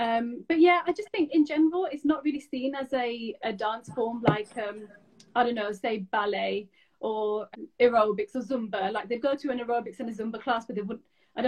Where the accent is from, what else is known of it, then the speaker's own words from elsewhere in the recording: Pakistan; It's very close to my heart, obviously, being a Pakistani Bhangra dancer and being the minority.